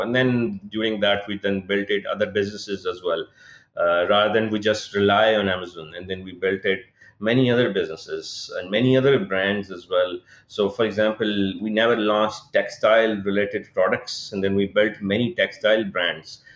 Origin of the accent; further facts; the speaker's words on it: Pakistan; moved away as an adult; also born or lived in United Kingdom; I was born and raised in Pakistan. My childhood and everything was based here